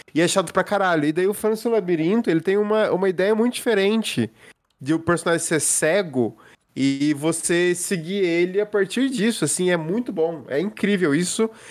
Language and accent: Portuguese; Passos, Minas Gerais, Brazil; da minha cidade natal